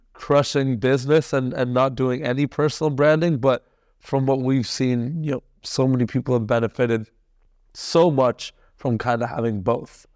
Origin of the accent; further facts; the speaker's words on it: Canada; also born or lived in India; was born in India, but I I came to Canada mm-hmm. when I was like one. Yeah. So I'm pretty much as Canadian yeah. as they come